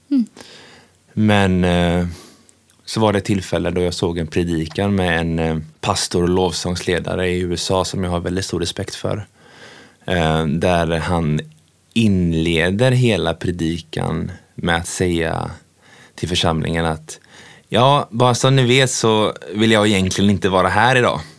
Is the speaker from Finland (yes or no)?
no; Tanzania; Ja, jag växte upp eh, eh, i Tanzania med mina föräldrar och min pappa var ju väldigt jaktintresserad och är ju fortfarande.